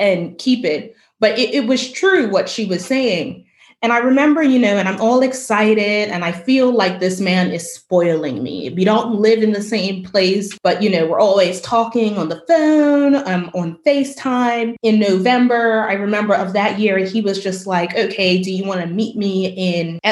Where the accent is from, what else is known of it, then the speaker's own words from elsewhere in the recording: Bermuda; my island